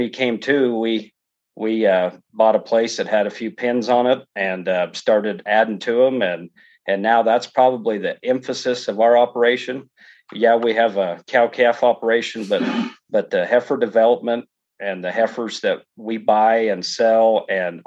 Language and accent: English; Elbert, Colorado, United States; also born or lived in Sterling, Colorado / Nebraska Panhandle / Wyoming / Limon, Colorado; we grew up in the Front Range there of Colorado, a little town called Elbert